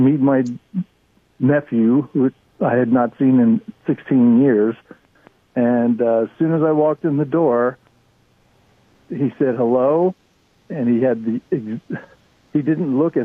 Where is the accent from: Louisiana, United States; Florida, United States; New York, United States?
Florida, United States; my brother and I grew up in Florida about 50 years ago